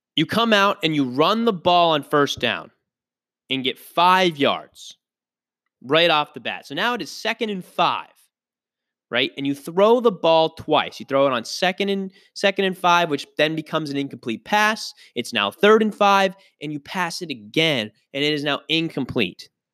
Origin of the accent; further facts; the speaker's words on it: Pittsburgh, Pennsylvania, United States; I'm from Pittsburgh, born and raised